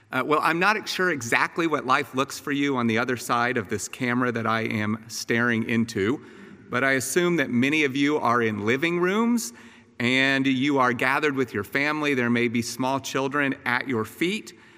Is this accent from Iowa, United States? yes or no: no; Atlanta, Georgia, United States; also born or lived in Austin, Texas; when I was eight years old, uh, my family and I moved from Austin, Texas, here to the northern suburbs of Atlanta